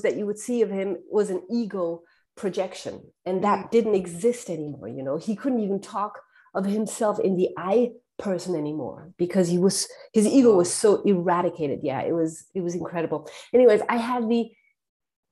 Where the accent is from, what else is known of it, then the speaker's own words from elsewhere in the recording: Germany; I was born and raised in Germany, but I had a French education because my dad is Algerian